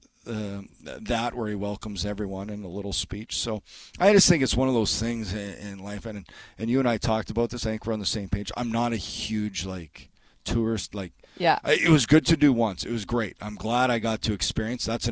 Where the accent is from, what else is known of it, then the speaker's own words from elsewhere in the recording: Canada; being Canadian is probably a different experience